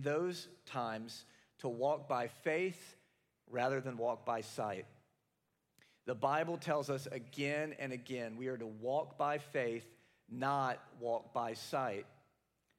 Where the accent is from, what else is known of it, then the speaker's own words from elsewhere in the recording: the South, United States; now in Capital District, New York, United States; I'm from the South